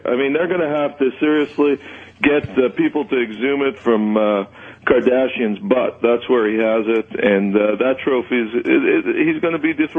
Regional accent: Montreal, Quebec, Canada; Montreal, my hometown

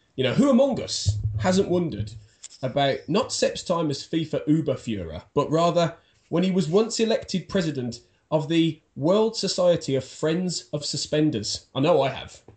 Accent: Birmingham, West Midlands, United Kingdom; I I'm from Birmingham.

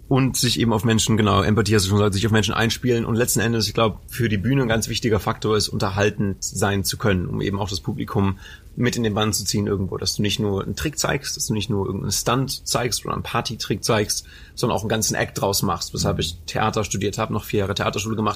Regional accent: Anholt, North Rhine-Westphalia, Germany; Habe ich in meiner Heimatstadt gemacht. Also ich komme aus Anhold ursprünglich und dann, naja, in der nächstgrößeren Stadt Bocholt habe ich getanzt

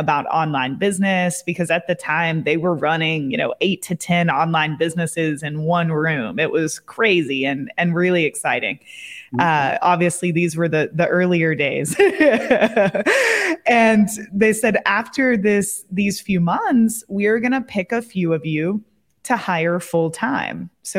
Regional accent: Kentucky, United States; moved away as an adult; also born or lived in Colorado / Amsterdam; I moved back to my hometown in Kentucky

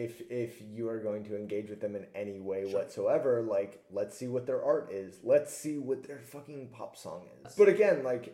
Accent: United States; as an American, the idea that someone could win and maybe not get all the popular vote is super alien to me

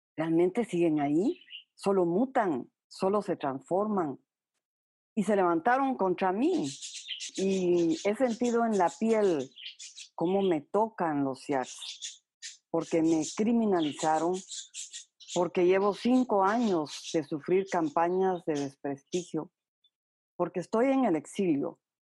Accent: Guatemala; moved away as an adult; also born or lived in El Salvador; siempre iba a regresar a Guatemala. Yo me resistía a salir del país

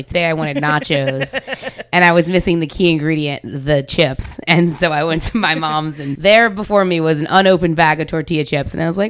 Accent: New Orleans, Louisiana, United States; I am from New Orleans. You're currently on the property I was raised on.

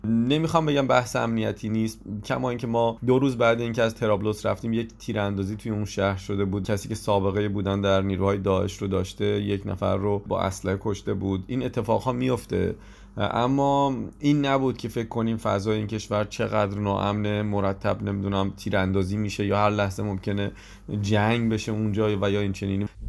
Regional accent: Iran; ما از ایران اومدیم

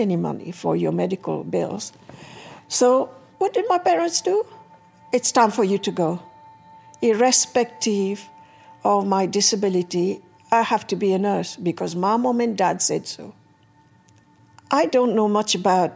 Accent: Mauritius; also born or lived in Hackney, London; now in London, United Kingdom; I live in Hackney, and I was born in Mauritius

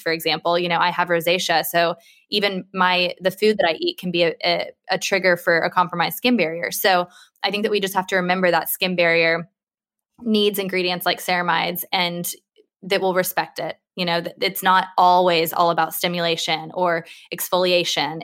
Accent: United States; now in United Kingdom; I'm American

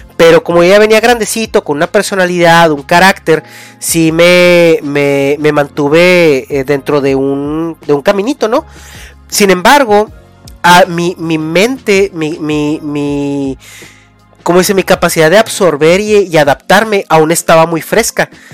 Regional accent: Mexico; moved away; de tu, de tu, de tu raíz, ¿no? De, de México

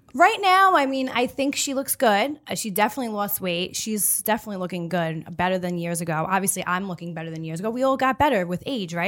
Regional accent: New York City, New York, United States; I'm born and raised on Staten Island

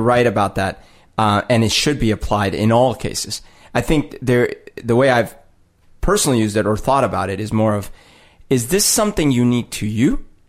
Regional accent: United States; So again, like I'm from the United States. My parents are from the United States.

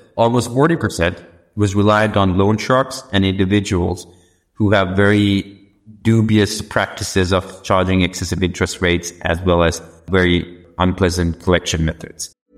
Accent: Sri Lanka; moved away as an adult; also born or lived in United States; I was born and brought up in Sri Lanka, but I had the good fortune of studying in the US

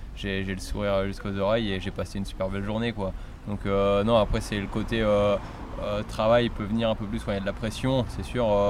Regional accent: Normandy, France; moved away; je suis normand et c'est vrai que euh, bah, comme tout jeune, j'ai commencé dans mon club local, 5 km de chez mes parents

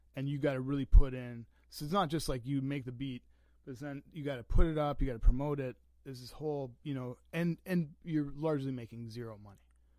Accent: Canada; when I was growing up in the Canadian Martyrs, there was a skateboard park in the summer times.

